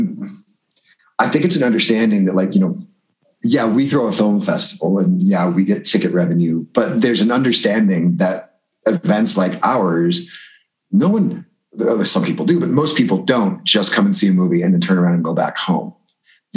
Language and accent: English; Danville, United States; moved away; my hometown of Danville and my high school years